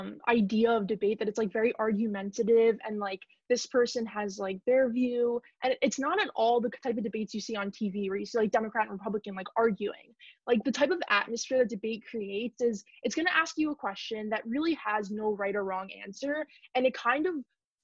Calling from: New York City, New York, United States; Yes, I'm calling in from New York City

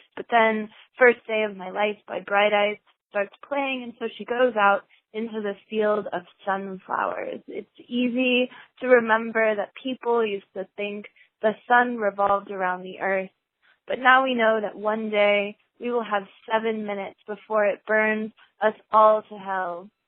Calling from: Baltimore, Maryland, United States; I'm calling from Baltimore, Maryland

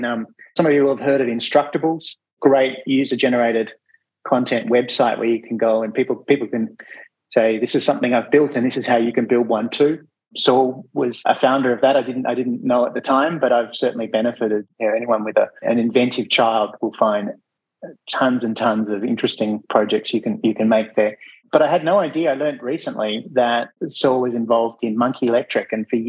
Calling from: Victoria, Australia; I too would like to acknowledge that I'm calling in from the Wurundjeri lands of the Kulin Nation, and I pay my respects to elders past and present.

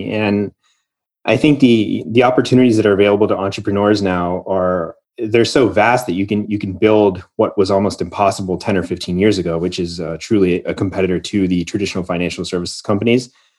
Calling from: Austin, Texas, United States; I'm calling in from Austin

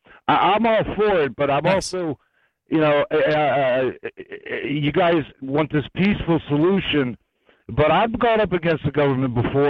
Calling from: South Carolina, United States; South Carolina.

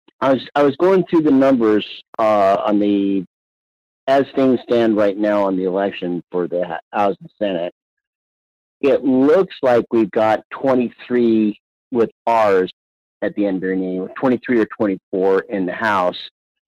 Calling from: Palmer, Alaska, United States; from Palmer.

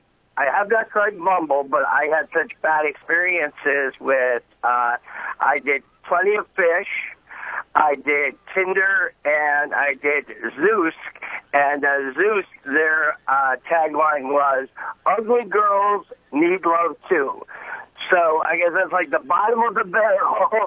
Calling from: Detroit, Michigan, United States; I am calling from suburban Detroit.

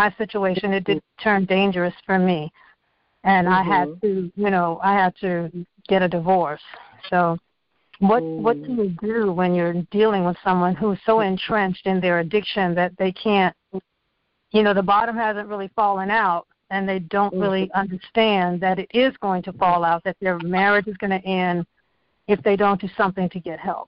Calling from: Virginia, United States; I'm calling from Virginia.

